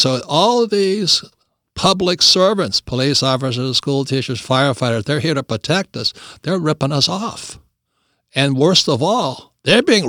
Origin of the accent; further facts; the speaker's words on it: Hawaii, United States; he and I both grew up in the People's Republic of Hawaii